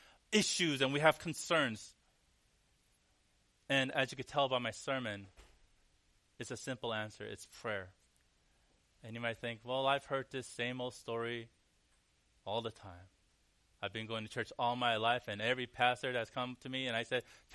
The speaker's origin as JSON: {"language": "English", "town": "Cerritos", "region": "California", "country": "United States", "tie": "born or raised there", "moved": "yes", "lives_now": "New York, United States", "said": "David actually lived where I grew up for a little bit, and his wife, the small town called Cerritos. In the LA area"}